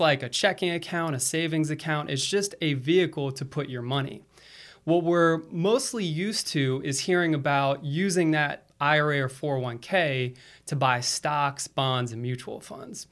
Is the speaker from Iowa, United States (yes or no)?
no; Florida, United States; also born or lived in East Coast; now in Charlotte, United States; I'm originally from Florida